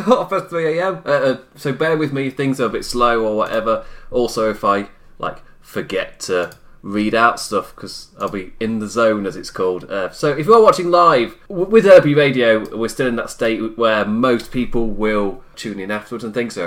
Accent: United Kingdom; as a British man. A British man with Irish blood

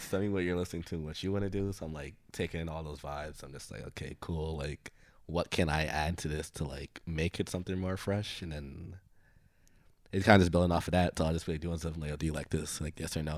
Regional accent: Brooklyn, New York, United States; growing up in Bru-, like, Brooklyn

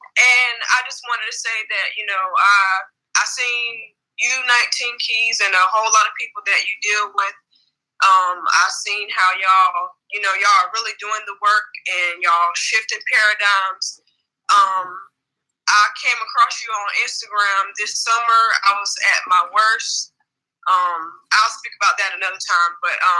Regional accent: Los Angeles, California, United States; now in Wilmington, United States; I'm originally from Los Angeles, California, but I reside in Wilmington, North Carolina.

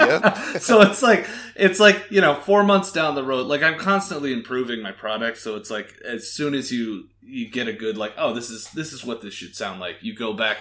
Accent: Canada; now in Las Vegas, United States; I live in Las Vegas. I'm originally from Canada.

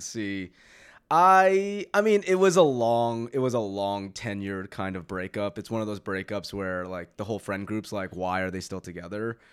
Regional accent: New Jersey, United States; I'm from New Jersey

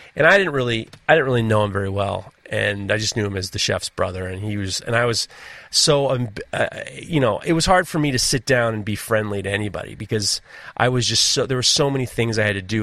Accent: New York City, New York, United States; I growing up in New York City

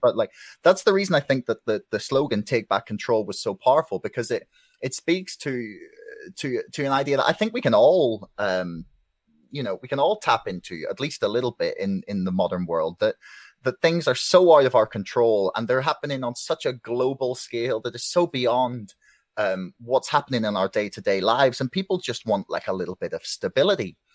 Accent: Belfast, Northern Ireland, United Kingdom; I'm from Belfast, uh, Northern Ireland

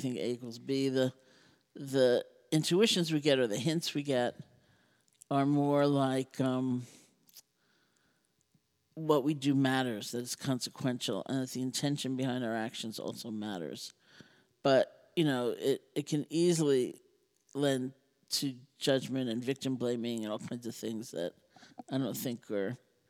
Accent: New York, United States; I'm a New Yorker. You know?

